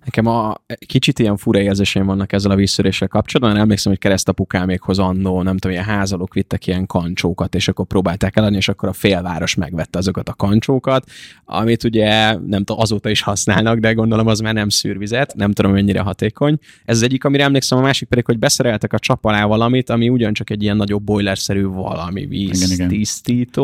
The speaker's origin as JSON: {"language": "Hungarian", "town": "Ajka", "region": "Veszprém County", "country": "Hungary", "tie": "born or raised there", "moved": "yes", "lives_now": "Budapest, Hungary", "said": "amiben gyerekkoromban lakok, elkerülök a kollégiumba, elkerülök egy saját albérletbe, tehát sok ideig nem tudok beleszólni abba, hogy milyen vizet iszom én. Viszont mondjuk én tudom, hogy ott Ajka környékén tök finom a csapvíz"}